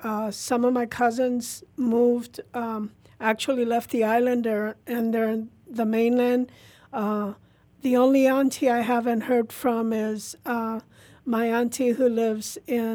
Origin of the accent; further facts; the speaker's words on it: California, United States; also born or lived in Puerto Rico; I'm from Puerto Rico, born in Puerto Rico. I'm an Army brat, so I was raised here in California. So I consider myself a Cali Rican.